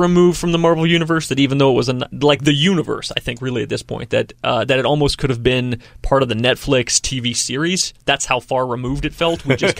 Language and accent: English; United States; I'm from America.